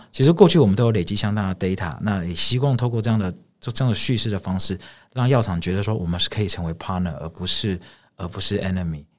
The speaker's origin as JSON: {"language": "Chinese", "country": "Taiwan", "said": "我是来自台湾"}